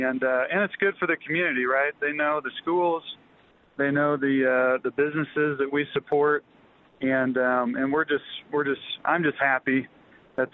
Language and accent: English; Texas, United States; now in Denver, United States; I'm from Texas originally